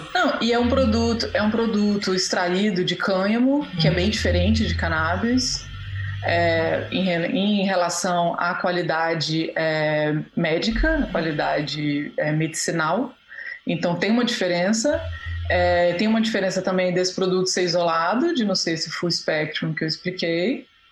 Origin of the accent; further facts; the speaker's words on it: Chapada dos Veadeiros, Goiás, Brazil; moved away as an adult; also born or lived in France; eu cresci na Chapada dos Veadeiros também